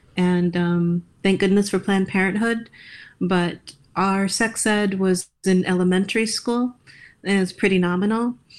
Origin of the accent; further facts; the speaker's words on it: Iowa, United States; growing up in Iowa in a Roman Catholic setting